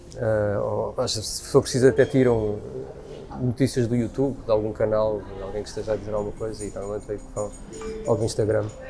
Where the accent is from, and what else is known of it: Portugal